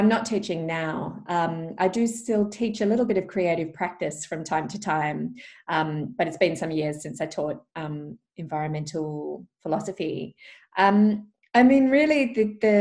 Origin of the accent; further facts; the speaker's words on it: Perth, Western Australia, Australia; also born or lived in Albany; we grew up in Perth, near the beaches.